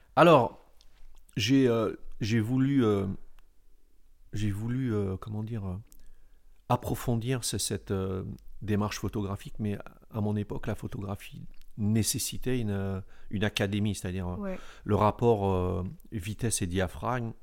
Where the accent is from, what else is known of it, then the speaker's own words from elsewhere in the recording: Alfortville, Île-de-France, France; je suis né en France, dans cette ville Alfortville, où, j'ai côtoyé des rescapés du génocide des Arméniens